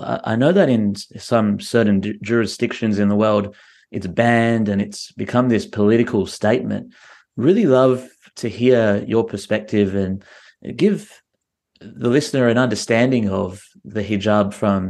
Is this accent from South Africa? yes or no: no; Australia; oh, I'm from Australia, mate.